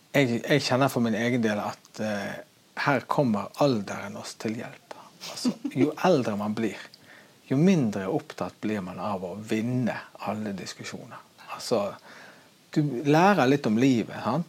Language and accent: Norwegian; Norway; som nordmann